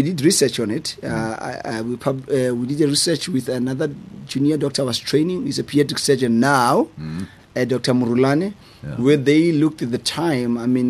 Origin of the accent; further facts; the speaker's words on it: Trompsburg, Free State, South Africa; A small town called Tromsburg. And where I grew up, there was no really pediatric surgeon.